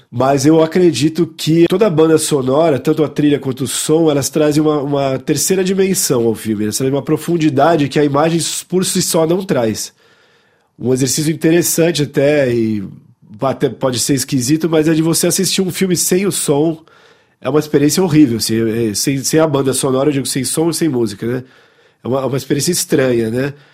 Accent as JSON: {"language": "Portuguese", "town": "Paris", "region": "Île-de-France", "country": "France", "tie": "born there", "said": "Bom, é verdade, eu nasci aqui na, na, em Paris, né, um, um pouco por acaso, né, mais ou menos."}